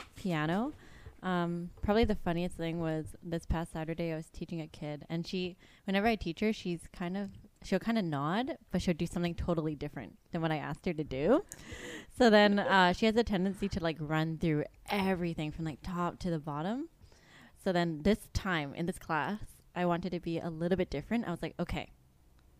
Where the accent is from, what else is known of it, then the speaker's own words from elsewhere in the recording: Vancouver, British Columbia, Canada; I was born and raised in Vancouver